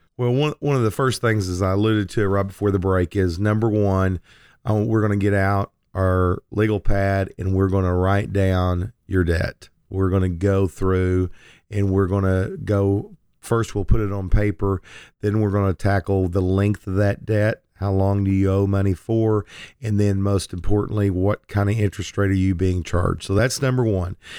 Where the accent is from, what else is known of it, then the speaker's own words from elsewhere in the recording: Lindsay, Oklahoma, United States; when I was a young man growing up in Lindsay, Oklahoma